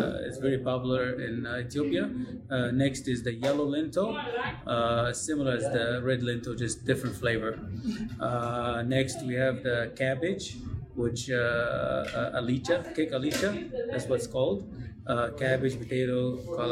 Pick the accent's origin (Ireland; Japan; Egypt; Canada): Egypt; Cairo, Cairo Governorate; also born or lived in Somalia; now in Des Moines, United States; originally from Somalia. I grew up and raised in Egypt, Cairo.